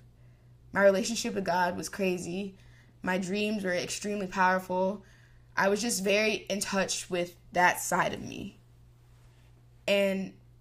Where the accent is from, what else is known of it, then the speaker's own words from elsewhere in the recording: Texas, United States; I'm from Texas